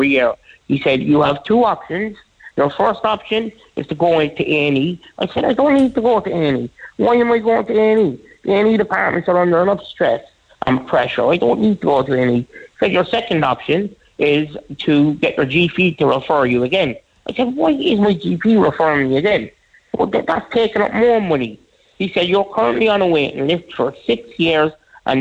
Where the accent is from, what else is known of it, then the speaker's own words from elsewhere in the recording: Ireland; I'm an Irish citizen